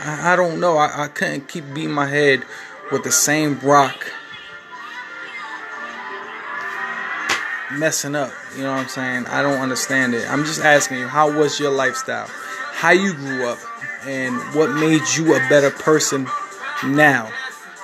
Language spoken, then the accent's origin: English; Newark, New Jersey, United States; I'm from Newark, New Jersey. I grew up from a rough neighborhood.